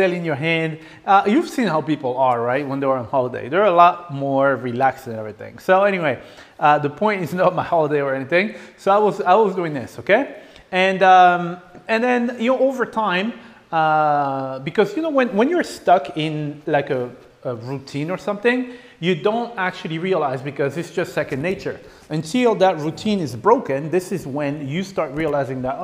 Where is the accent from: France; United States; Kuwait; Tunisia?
France; moved away; I grew up in France